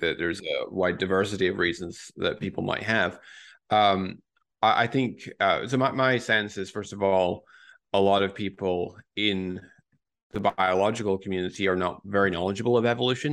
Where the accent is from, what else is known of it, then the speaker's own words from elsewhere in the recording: Scotland, United Kingdom; moved away as an adult; also born or lived in Newcastle, United Kingdom; now in Boston, United States; I grew up in Scotland.